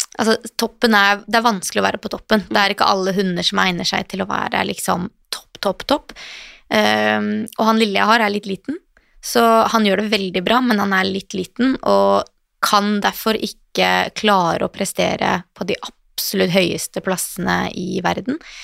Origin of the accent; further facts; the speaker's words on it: Western Norway, Norway; moved away; Jeg er opprinnelig fra Vestlandet, så det var på Voss